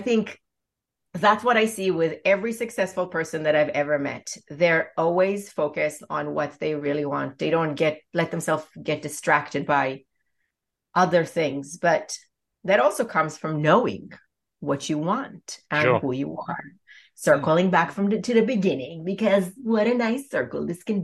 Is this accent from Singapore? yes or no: no; Israel; I was born in Israel